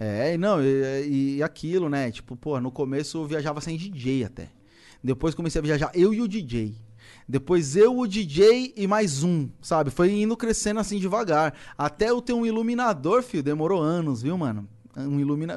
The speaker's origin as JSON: {"language": "Portuguese", "region": "São Paulo", "country": "Brazil", "also_born_or_lived": "Poá", "said": "A gente fez um show lá na minha quebrada, lá na Cachoeirinha. É um bairro vizinho do Lausanne"}